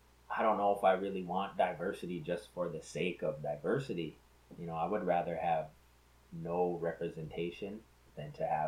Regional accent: United States

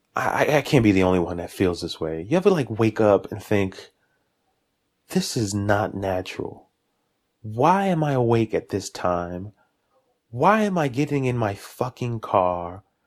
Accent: New York City, New York, United States; also born or lived in Jamaica, Queens; Born and raised in Brooklyn, East New York

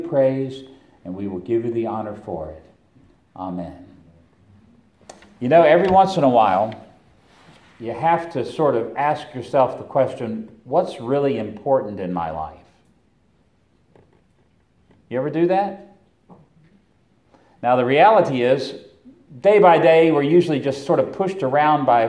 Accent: Roanoke, Virginia, United States; I come from Roanoke, Virginia

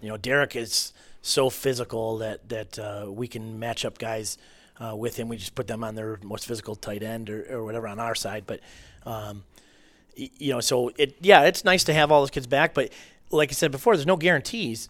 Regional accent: Marysville, United States; growing up in Marysville

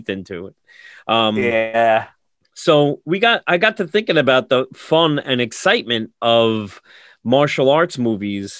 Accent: New York City, New York, United States; I grew up in New York, Long Island, Brooklyn

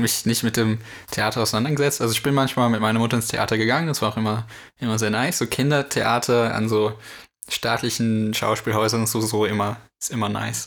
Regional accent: North Rhine-Westphalia, Germany; ich komme aus NRW.

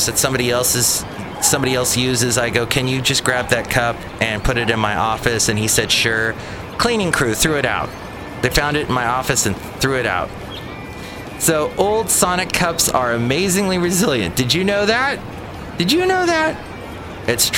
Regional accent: Ventura County, California, United States; I remember Lake Piru very well growing up in Ventura County

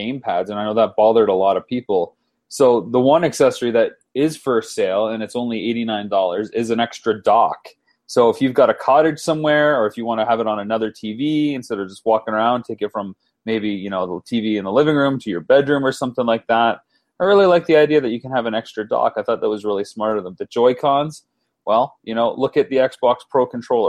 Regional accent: London, Ontario, Canada; my hometown of London, Ontario, Canada

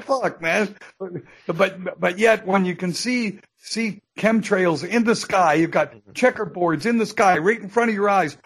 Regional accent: Canada; here I am in the USA. I'm a Canadian citizen.

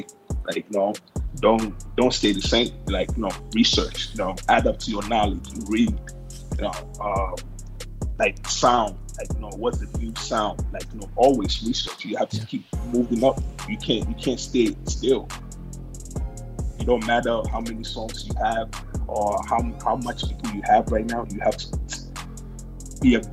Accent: Ghana; moved away; also born or lived in United States; I was born in the United States. Both parents are Ghanaian. So I was raised in Ghana.

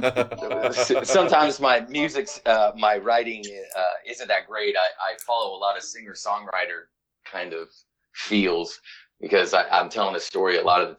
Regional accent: Illinois, United States; So I'm from Illinois

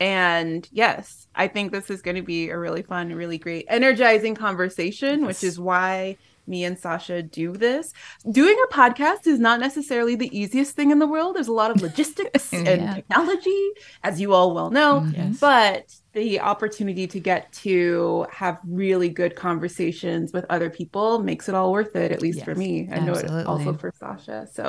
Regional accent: Dallas, Texas, United States; I am an immigrant kid. So my parents are from Nigeria, and I grew up in Dallas, Texas.

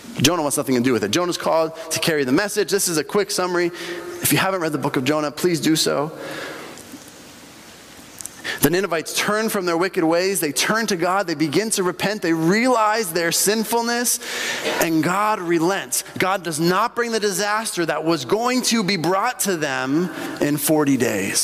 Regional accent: Bolivia; moved away; when I grew up in Bolivia, and in Bolivia

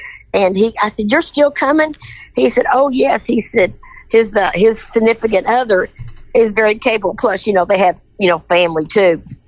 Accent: Kentucky, United States; I'm from Kentucky, honey.

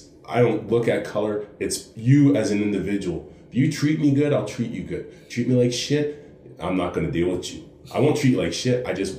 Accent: Halifax, Nova Scotia, Canada; born there; also born or lived in Ontario; now in Calgary, Canada; like when I lived in Ontario and that, because like I said, I grew up in the military, I was born in Halifax.

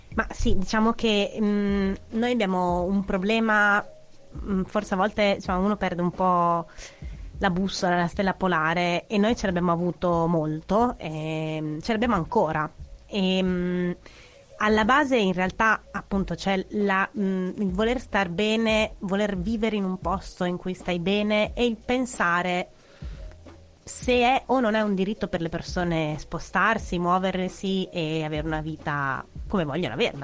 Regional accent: Modena, Emilia-Romagna, Italy; io sono di Modena

